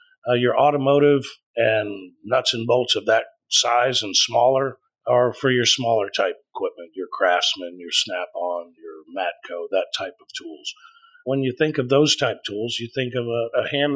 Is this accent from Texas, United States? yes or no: yes; Tomball, Texas, United States; I grew up right here in Spring Tomball area.